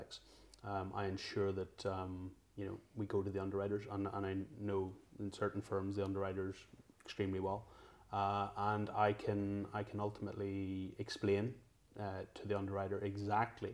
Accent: Northern Ireland, United Kingdom; moved away as an adult; now in London, United Kingdom; growing up in Northern Ireland, we're generally one of two religions

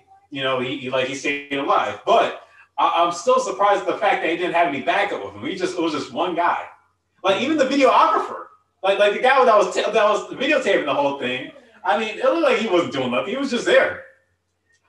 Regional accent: United States; as an American

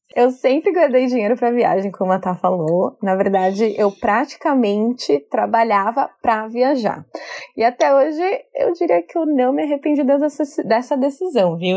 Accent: São Paulo, Brazil; moved away as an adult; now in New York, United States; sou brasileira da cidade de São Paulo, hoje moro em Nova York

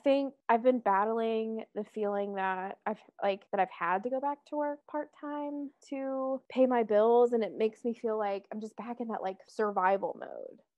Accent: the South, United States; If you can tell, I grew up in the South.

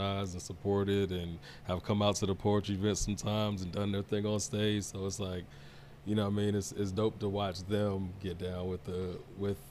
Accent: Chesapeake, Virginia, United States; also born or lived in Congo; I went to Deep Creek High School, so it's not too far from Portsmouth area

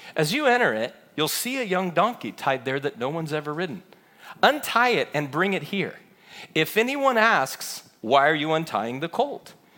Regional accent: Chino, California, United States; I grew up in Chino.

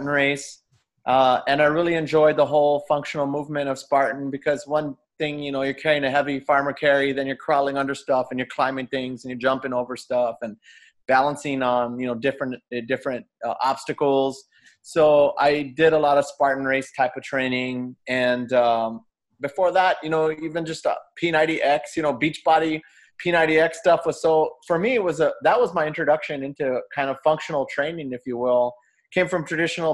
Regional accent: San Antonio, Texas, United States; also born or lived in Austin, Texas; I was born in San Antonio. My dad was in the military. And then when he was discharged, he was a music major. So he taught band in San Antonio. And then I grew up kind of around South Texas

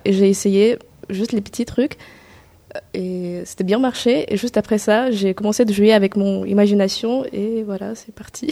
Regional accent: Kazakhstan; French is a second language; moved away as an adult; now in France; je suis une étrangère, je viens de Kazakhstan. Et ça fait déjà trois ans et demi que j'habite ici en France et ça fait déjà trois ans et demi que j'apprends français.

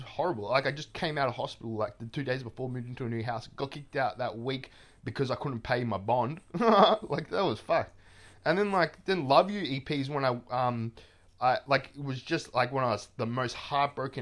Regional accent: Melbourne, Victoria, Australia; I'm from Melbourne. I am like, you know, lived my whole life in Melbourne, basically.

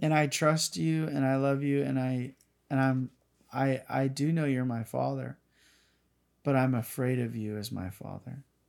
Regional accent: Northern California, United States; I have my hometown here. I have my high school buddies that I know that were from here

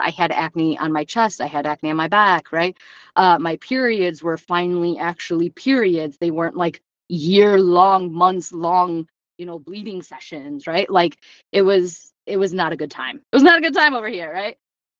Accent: Romania; born there; And if anybody knows anything about Eastern European orphanages, because I was born in Romania, that stuff doesn't go well, right?

